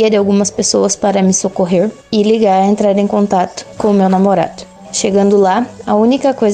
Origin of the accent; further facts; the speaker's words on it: Porto União, Santa Catarina, Brazil; sou de Porto União, Santa Catarina.